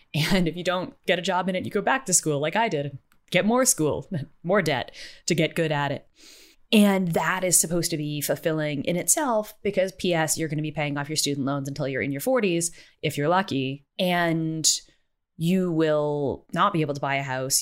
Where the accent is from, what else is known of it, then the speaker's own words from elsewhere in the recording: United States; I'm American